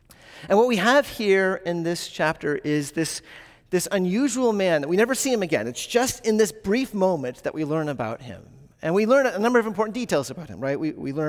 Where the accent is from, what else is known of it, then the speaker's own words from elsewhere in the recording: the South, United States; I grew up in the South, so this is what I believe.